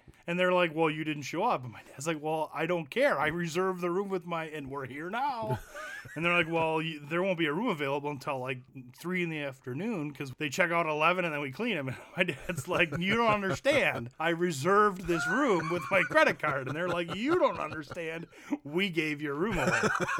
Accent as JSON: {"language": "English", "town": "Janesville", "region": "Wisconsin", "country": "United States", "said": "And we're from Wisconsin."}